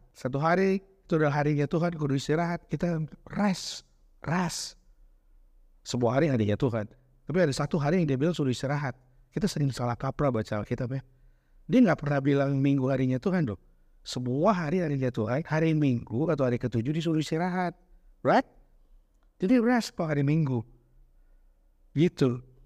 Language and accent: Indonesian; Bandung, West Java, Indonesia; moved away; also born or lived in Jakarta; Saya ini gede di Bandung, walau lahir di Jakarta